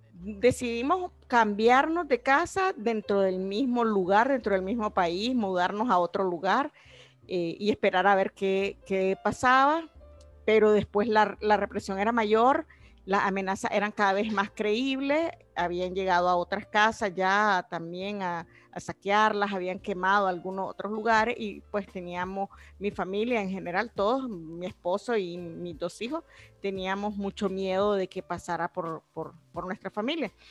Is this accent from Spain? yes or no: no; Carazo, Nicaragua; moved away as an adult; now in Costa Rica; soy nicaragüense